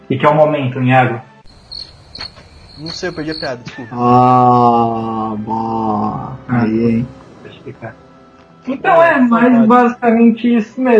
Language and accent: Portuguese; Pedro Osório, Rio Grande do Sul, Brazil; born there; now in Pelotas, Brazil; eu nasci em Pedro Osório, né? E pra quem não sabe, atualmente eu moro em Pelotas